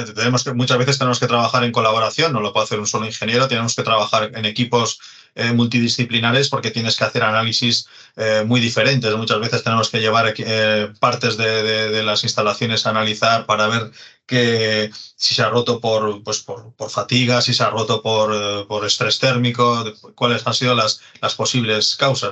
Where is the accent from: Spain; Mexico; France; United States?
Spain; Santurtzi, Basque Country; yo eh, soy de Santurchi, es, un, es pueblecito que está al lado de, Bilbao